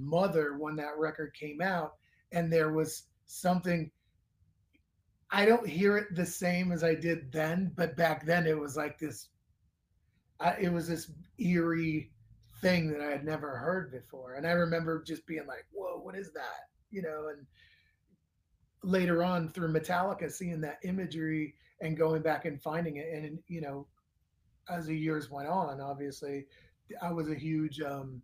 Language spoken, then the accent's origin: English; Northern California, United States; I was a kid. I was from Northern California